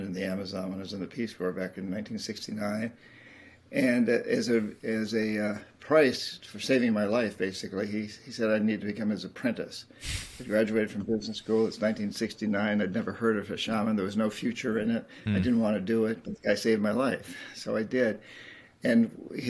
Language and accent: English; United States; Being an American